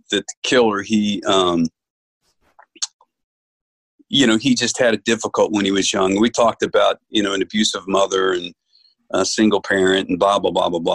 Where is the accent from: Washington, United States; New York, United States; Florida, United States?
New York, United States; I grew up Catholic up in New York